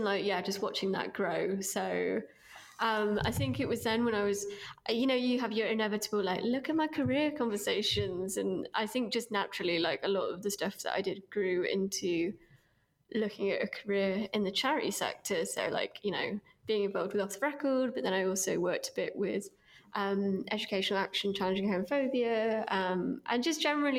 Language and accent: English; East Midlands, United Kingdom; I grew up in my teenage years in Derbyshire. In sort of a rural-ish town up north, although I don't think you'd guess it from my accent anymore.